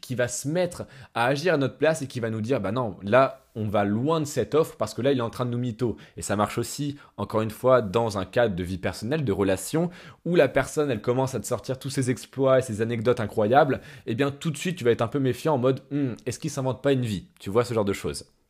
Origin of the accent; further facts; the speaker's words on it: France; en tant que Français